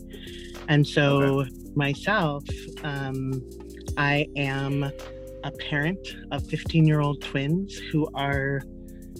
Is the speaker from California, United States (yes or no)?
yes; Los Angeles, California, United States; moved away as an adult; also born or lived in San Francisco Bay Area; I grew up in South Central